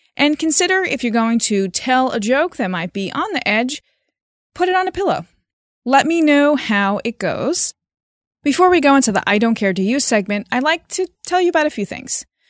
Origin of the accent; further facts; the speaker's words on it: Slovenia; moved away; I talk about growing up in Slovenia, but it's not actually how I grew up in Slovenia